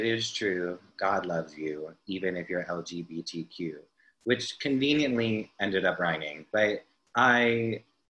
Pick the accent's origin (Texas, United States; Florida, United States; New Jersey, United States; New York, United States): New Jersey, United States; I was born in Jersey